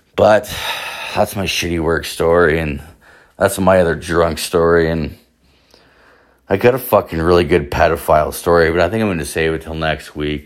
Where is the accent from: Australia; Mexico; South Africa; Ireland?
Ireland; moved away; I am Irish, I'm from the Emerald Isle